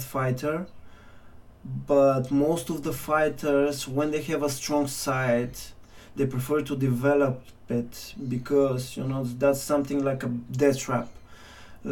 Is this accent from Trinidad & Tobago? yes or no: no; Kyustendil, Kyustendil Province, Bulgaria; moved away; back in Bulgaria, back in my hometown, Kyustendil.